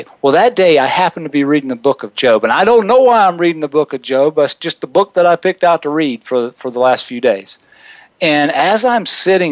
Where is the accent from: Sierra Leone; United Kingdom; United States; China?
United States; South Carolina; now in Wichita, United States; in a small town in South Carolina, my hometown